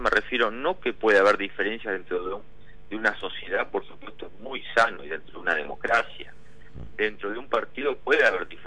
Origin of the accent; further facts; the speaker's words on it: Buenos Aires Province, Argentina; Eso nos pasa en nuestra propia provincia de Buenos Aires, donde no tenemos eh, abordados los temas estructur